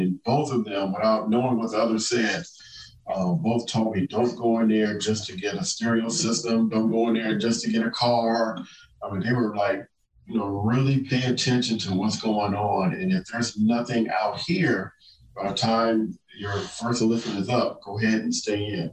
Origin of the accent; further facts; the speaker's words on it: Compton, California, United States; moved away as an adult; growing up in Compton